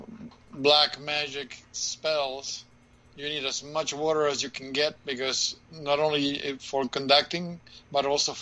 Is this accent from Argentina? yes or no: yes; Argentina; moved away; my hometown where I'm from in Argentina, close to the city in the hills.